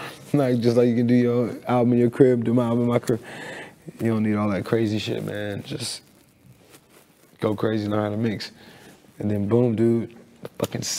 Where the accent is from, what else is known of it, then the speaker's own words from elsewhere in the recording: Missouri City, Texas, United States; I grew up in Missouri City, Texas